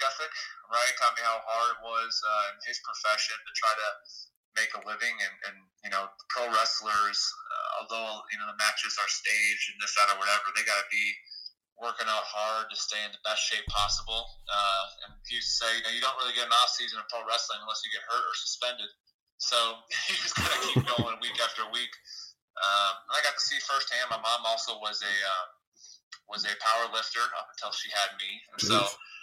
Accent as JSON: {"language": "English", "town": "Wayzata", "region": "Minnesota", "country": "United States", "tie": "born or raised there", "said": "growing up in Minnesota, that's difficult. I know it's a tough high school to say. It's Wayzata"}